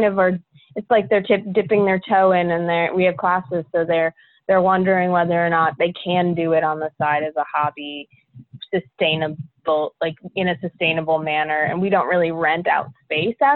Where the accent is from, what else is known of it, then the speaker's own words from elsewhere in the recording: Middletown, Delaware, United States; moved away as an adult; also born or lived in Greenville, North Carolina / Arkansas / Raleigh, North Carolina; now in North Carolina, United States; I'm a Yankee. I'm from Delaware, actually, originally, Middletown, Delaware